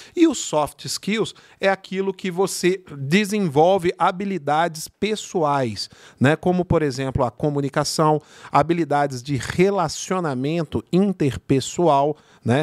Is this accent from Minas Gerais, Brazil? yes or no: yes; Belo Horizonte, Minas Gerais, Brazil; accent: mineiro; now in São Bernardo do Campo, Brazil; acho que o sotaque aqui já deu para você entender que não sou é, carioca né? e nem paulista. Sou mineiro de Belo Horizonte